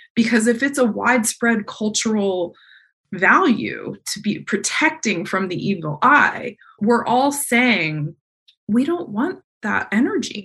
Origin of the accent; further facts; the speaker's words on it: East Coast, United States; the fireflies I grew up around on the East Coast